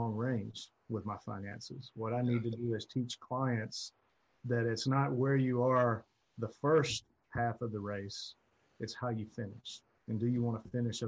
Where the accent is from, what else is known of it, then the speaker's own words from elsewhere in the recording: Alabama, United States; I'm from Alabama